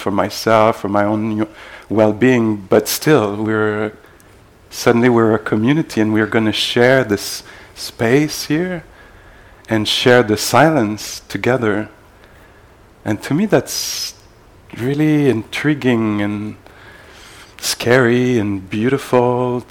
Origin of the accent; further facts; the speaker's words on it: Montreal, Quebec, Canada; I'm from Montreal, where I teach also